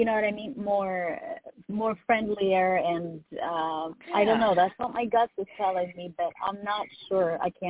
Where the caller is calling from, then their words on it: Texas, United States; I'm calling from Texas.